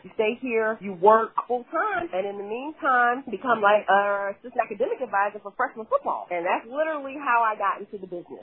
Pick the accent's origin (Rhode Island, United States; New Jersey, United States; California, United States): New Jersey, United States; moved away as an adult; also born or lived in Louisiana; So I'm from Jersey, South Jersey, right across the bridge from Philly.